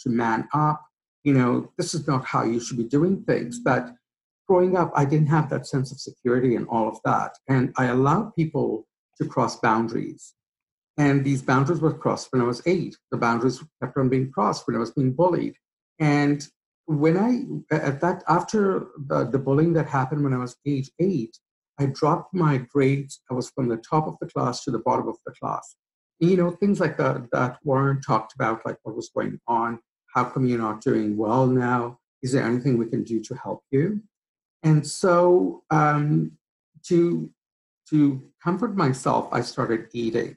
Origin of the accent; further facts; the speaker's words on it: Kenya; also born or lived in Mombasa; now in Canada; I am originally from Kenya, East Africa.